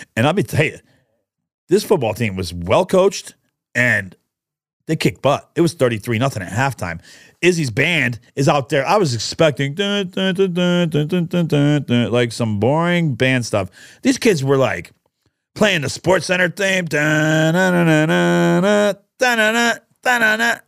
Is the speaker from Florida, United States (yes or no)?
no; New York, United States; also born or lived in Catania, Sicily (ancestry); a restaurant that I grew up with in New York